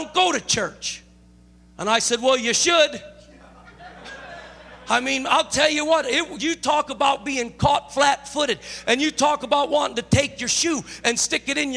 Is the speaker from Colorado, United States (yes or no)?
no; Chicago, Illinois, United States; now in California, United States; I'm not originally from California. I'm originally from Chicago